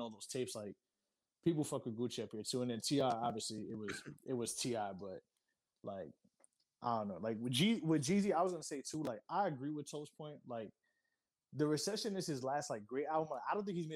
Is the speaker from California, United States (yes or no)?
no; New York, United States; I'm from New York